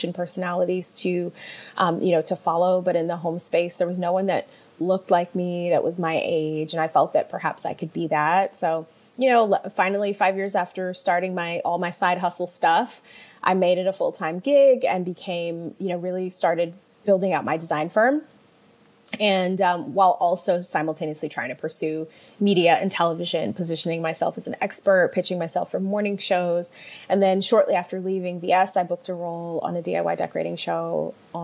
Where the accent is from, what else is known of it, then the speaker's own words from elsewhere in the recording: Detroit, Michigan, United States; moved away as an adult; also born or lived in New York; I'm from Detroit, suburban Detroit, and grew up with a mom who was in the home business